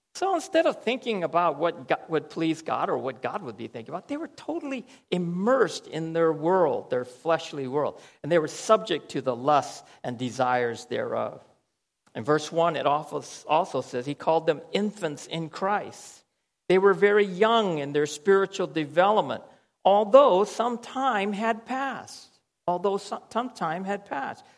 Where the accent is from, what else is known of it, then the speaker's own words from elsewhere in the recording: United States; moved away; I'll say, From America